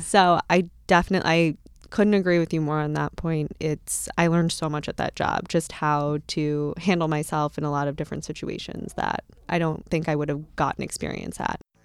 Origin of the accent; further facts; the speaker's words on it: Bloomfield Hills, Michigan, United States; I catered out of a country club in, in my hometown